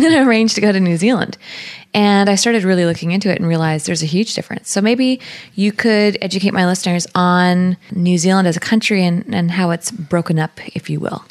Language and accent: English; British Columbia, Canada; Being a British Columbian